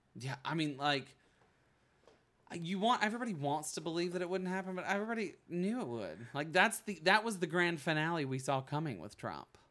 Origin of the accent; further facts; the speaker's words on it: Bug Tussle, Alabama, United States; also born or lived in New York; now in Los Angeles, United States; I'm from Bug Tussle